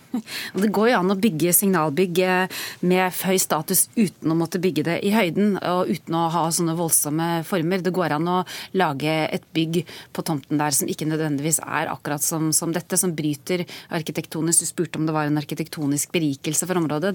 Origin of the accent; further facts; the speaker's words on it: Tønsberg, Vestfold, Norway; Jeg selv er født og oppvokst i Tønsberg